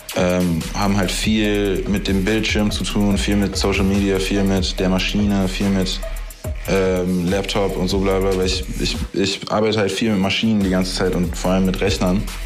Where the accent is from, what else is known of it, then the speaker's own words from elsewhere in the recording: Berlin, Germany; als Berliner Junge, weißt du, was ich wirklich bin